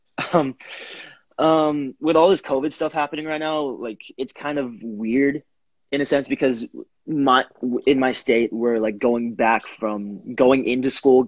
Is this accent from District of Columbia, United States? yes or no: no; Oklahoma, United States; I'm from Oklahoma